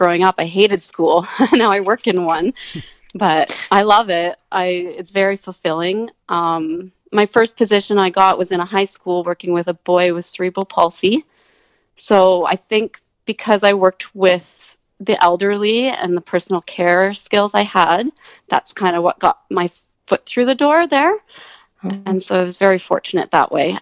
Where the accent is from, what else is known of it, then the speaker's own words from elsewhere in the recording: Ingersoll, Ontario, Canada; moved away as an adult; now in Grande Prairie, Canada; I grew up in Ingersoll, Ontario. Born and raised there